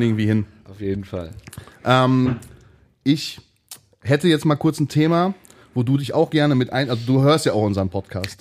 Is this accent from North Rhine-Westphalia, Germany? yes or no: yes; Hattingen, North Rhine-Westphalia, Germany; Wir kommen ja beide aus Hatting